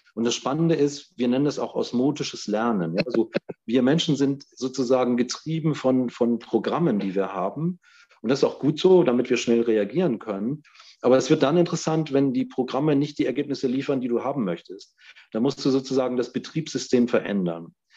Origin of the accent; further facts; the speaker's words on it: North Rhine-Westphalia, Germany; ich bin in Nordrhein-Westfalen geboren